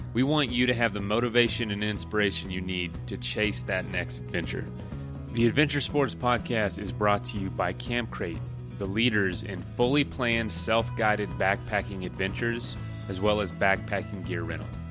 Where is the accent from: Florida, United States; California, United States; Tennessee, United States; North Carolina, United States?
Florida, United States; moved away; I'm from Florida